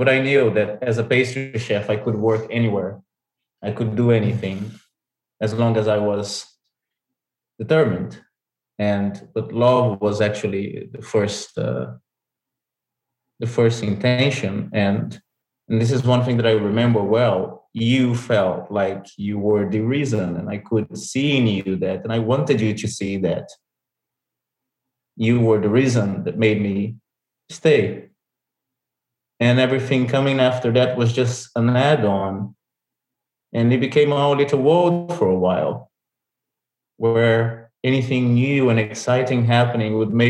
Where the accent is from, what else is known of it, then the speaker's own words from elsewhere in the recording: London, United Kingdom; moved away as an adult; we became business partners because I came from London. I was meant to go back after 1 year, but after I met him, I fell in love and I decided to stay.